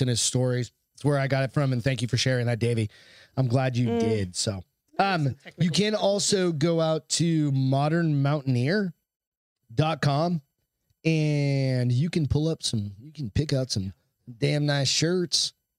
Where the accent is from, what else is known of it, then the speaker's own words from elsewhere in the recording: Hampton, New Hampshire, United States; I'm from Hampton